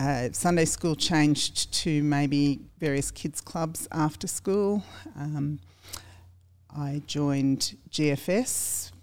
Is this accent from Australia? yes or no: yes; Australia; also born or lived in United States; Born and bred in Lugano